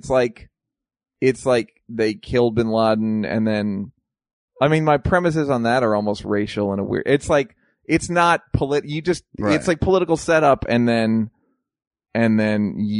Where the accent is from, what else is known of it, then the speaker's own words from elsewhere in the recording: United States; as an American.